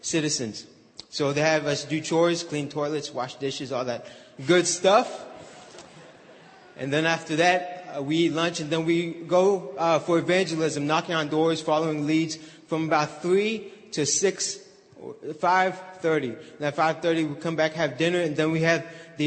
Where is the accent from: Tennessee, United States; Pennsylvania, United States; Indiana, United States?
Indiana, United States; Southern; I'm from Southern Indiana.